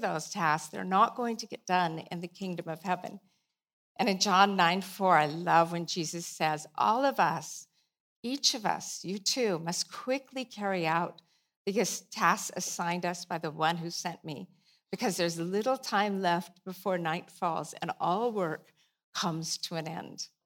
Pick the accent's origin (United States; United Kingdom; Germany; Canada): United States; Pacific Northwest; you know, we're from the Northwest, and it rains this time of year. Well, it rains most time of year.